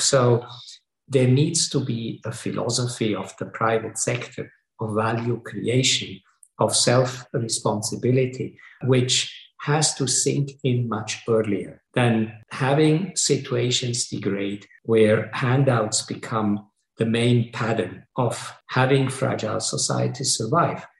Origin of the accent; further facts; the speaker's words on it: Switzerland; I come from Switzerland